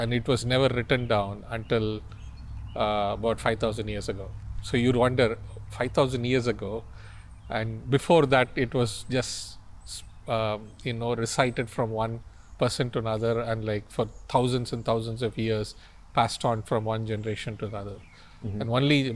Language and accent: English; India; English is a second language; moved away as an adult; also born or lived in Cincinnati, United States; now in Northwest Arkansas, United States; originally I'm from India, but I've been living out of the country for over 20 years